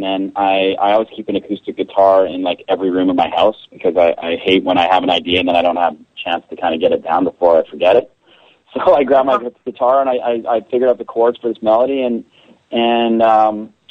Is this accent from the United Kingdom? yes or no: no; Canada; I'm from Canada